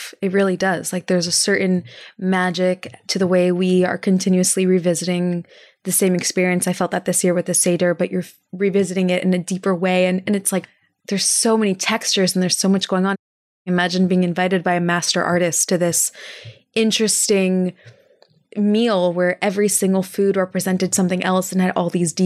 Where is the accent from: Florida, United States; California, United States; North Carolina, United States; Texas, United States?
Texas, United States; I'm from Texas